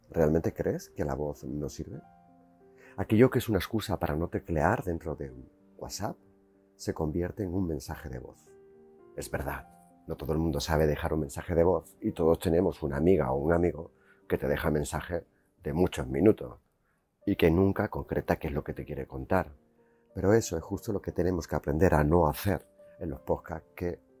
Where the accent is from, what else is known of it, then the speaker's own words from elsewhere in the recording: Seville, Andalusia, Spain; also born or lived in Jerez de la Frontera; Yo soy andaluz y sé hablar el dialecto de Andalucía, el de Jerez donde nací y el de Triana donde me crié.